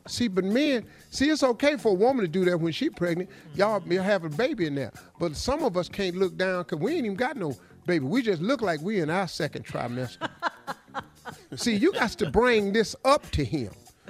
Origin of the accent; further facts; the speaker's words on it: Cleveland, Ohio, United States; Engineer Dave is from Kansas City. Mm-hmm. I'm from Cleveland.